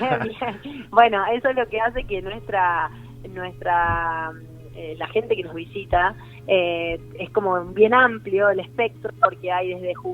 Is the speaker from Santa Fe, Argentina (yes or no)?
yes; Villa Constitución, Santa Fe, Argentina; now in Santa Rosa, Argentina; No, yo soy nacida en Villa Constitución, cerca de Rosario. Hace 18 años que vivo acá, en Santa Rosa. Es mi, mi lugar en el mundo.